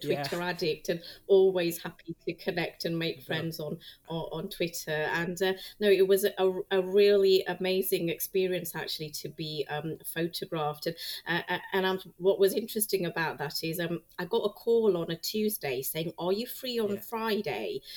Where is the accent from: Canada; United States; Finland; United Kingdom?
United Kingdom; Preston, North West England; moved away as an adult; also born or lived in Cardiff; I grew up in Preston in Lancashire